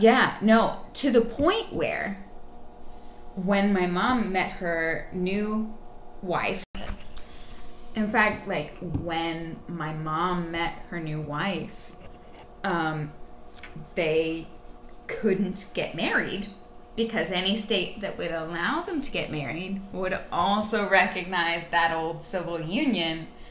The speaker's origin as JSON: {"language": "English", "region": "Texas", "country": "United States", "tie": "born or raised there", "also_born_or_lived": "California / Midwest", "moved": "yes", "lives_now": "Brooklyn, United States", "said": "I grew up in Texas. Um, I was born in California, um, but I uh, I moved to back to Texas when I was two"}